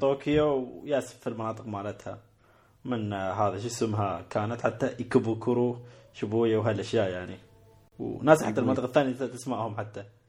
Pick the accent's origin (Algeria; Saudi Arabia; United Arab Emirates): United Arab Emirates; عندنا في الإمارات